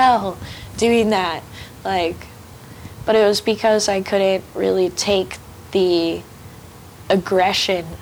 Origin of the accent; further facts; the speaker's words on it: Santa Ana, California, United States; growing up in Santa Ana